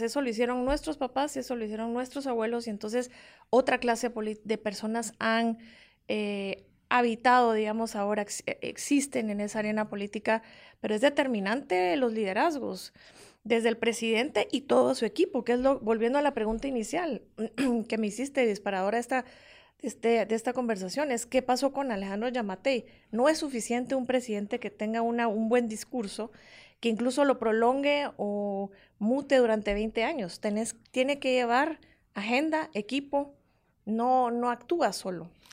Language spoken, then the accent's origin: Spanish; Guatemala; como guatemalteca